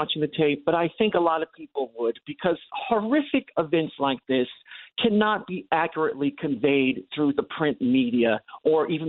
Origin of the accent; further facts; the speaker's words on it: Long Island, New York, United States; Growing up on Long Island in the 70s and 80s